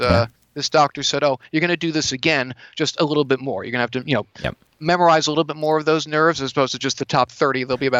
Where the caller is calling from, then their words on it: California, United States; I'm calling from California.